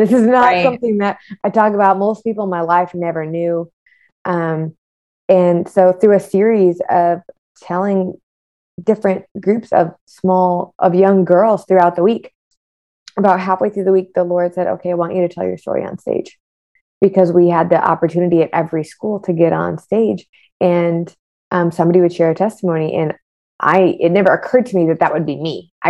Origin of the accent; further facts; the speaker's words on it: West Bloomfield, Michigan, United States; now in Miami, United States; I'm originally from West Bloomfield, Michigan, but currently reside in sunny Miami, Florida. I've lived all over the world.